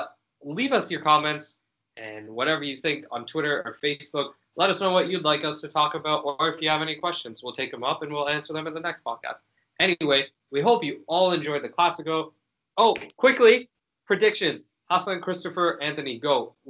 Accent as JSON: {"language": "English", "country": "United Kingdom", "accent": "British", "said": "My British"}